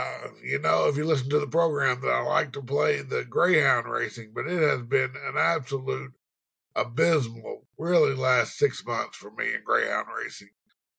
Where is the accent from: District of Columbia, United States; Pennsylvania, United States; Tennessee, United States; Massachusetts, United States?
Tennessee, United States; Cleveland; right here in my hometown, Cleveland, Tennessee.